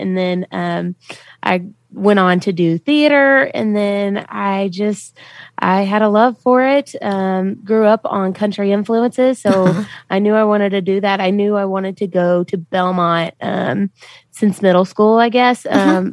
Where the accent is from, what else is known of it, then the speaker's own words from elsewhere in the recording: Memphis, Tennessee, United States; moved away as an adult; also born or lived in Millington, Tennessee; now in Nashville, United States; I'm from Memphis, Tennessee, and I came to Nashville to be a country music singer.